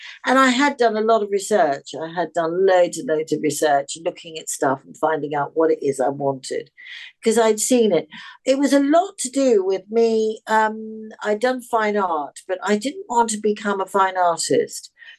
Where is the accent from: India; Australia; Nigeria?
Australia; born there; also born or lived in England / Africa / Europe; I was born in Australia and I've travelled a lot.